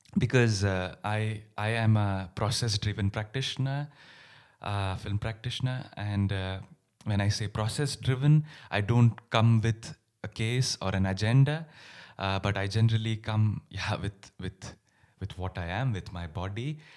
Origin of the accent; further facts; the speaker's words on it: India; moved away; My roots are in India. I grew up in India